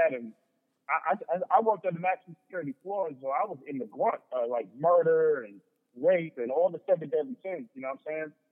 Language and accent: English; Long Island, New York, United States; growing up in Long Island, like, you know what I'm saying? Like those Suffolk County police were on us.